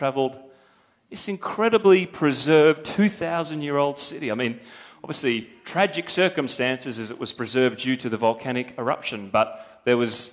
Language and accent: English; Australia; I am as an Australian